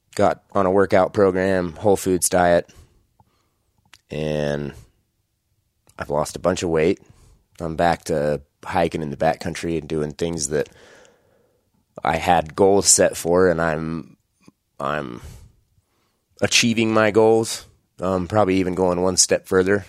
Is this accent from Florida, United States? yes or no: no; just outside Idaho Falls, United States; I am born and raised in Idaho. Uh, just outside Idaho Falls, Idaho is where I grew up